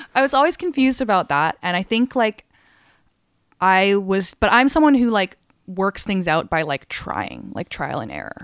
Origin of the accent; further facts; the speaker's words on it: Calgary, Alberta, Canada; also born or lived in England / Hong Kong; I grew up half my childhood, like, in Hong Kong. Um, and then I moved to Calgary at, like, still a pretty young age and spent most of my life there.